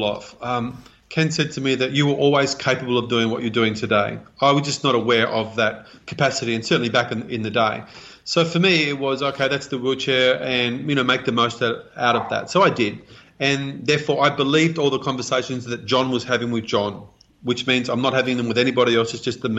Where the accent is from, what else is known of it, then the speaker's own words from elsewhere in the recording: Australia; I was born here in Australia.